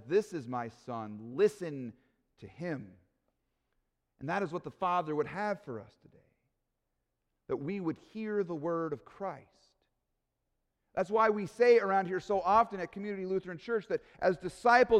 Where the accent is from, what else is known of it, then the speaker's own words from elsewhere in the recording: Aurora, Colorado, United States; when I was a kid growing up in Aurora, Colorado